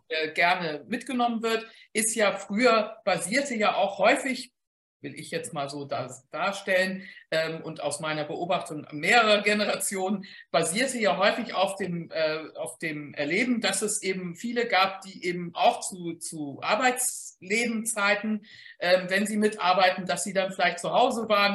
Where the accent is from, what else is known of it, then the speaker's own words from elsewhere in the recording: Hamburg, Germany; ich als Hamburgerin